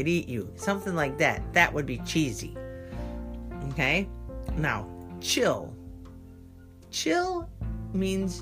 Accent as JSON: {"language": "English", "country": "United States", "said": "I'm an American"}